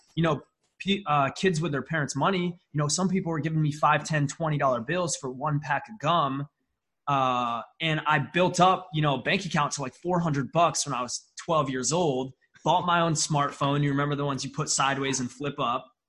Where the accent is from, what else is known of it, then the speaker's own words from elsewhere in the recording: upstate New York, United States; I'm from a small town in upstate New York. I mean, like 30,000 people in my town. I am closer to Canada than I am to New York City